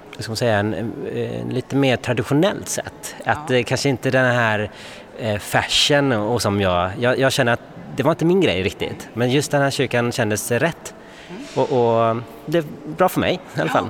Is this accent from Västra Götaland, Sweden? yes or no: yes; Gothenburg, Västra Götaland, Sweden; moved away as an adult; now in Stockholm, Sweden; jag kommer ju från Göteborg